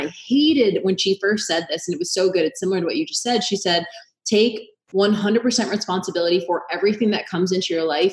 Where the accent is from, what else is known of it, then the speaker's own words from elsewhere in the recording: Boston, Massachusetts, United States; I'm from Boston, huge Irish Catholic family.